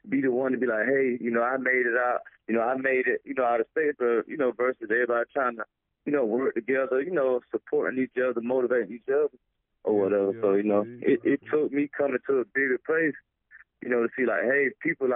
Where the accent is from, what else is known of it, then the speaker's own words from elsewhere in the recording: Statesboro, Georgia, United States; moved away as an adult; now in Charleston, United States; I'm from Statesboro, Georgia, a little town, about like an hour from Savannah